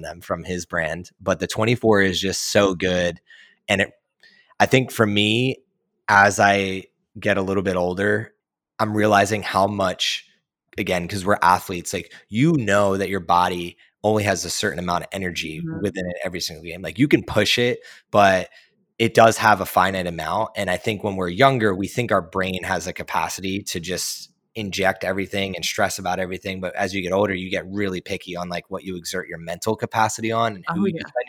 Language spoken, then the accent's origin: English; Philadelphia, Pennsylvania, United States; also born or lived in New Jersey; I was born and raised in Philly and outside of Philly in New Jersey